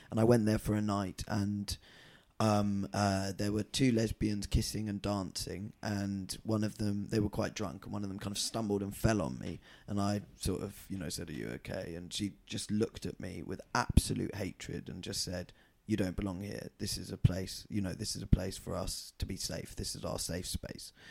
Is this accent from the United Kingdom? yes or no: yes; Scotland, United Kingdom; And then he said, why are you wearing a skirt, …? And I said, because I'm Scottish.